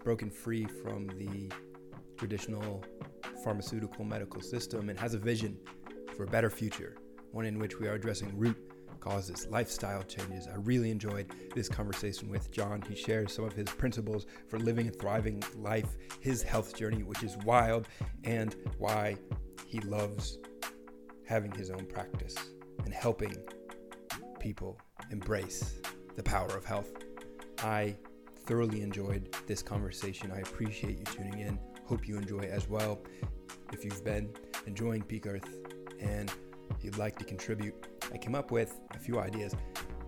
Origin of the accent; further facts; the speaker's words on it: New England, United States; growing up in New England